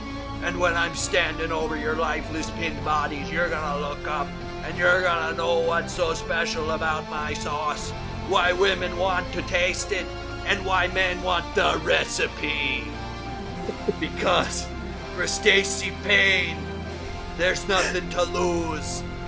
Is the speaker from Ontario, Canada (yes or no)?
no; Saskatoon, Saskatchewan, Canada; now in Baton Rouge, United States; I only moved to Baton Rouge to wrestle. I'm from Saskatoon, Saskatchewan, Canada. And making fun of my homeland's a low blow.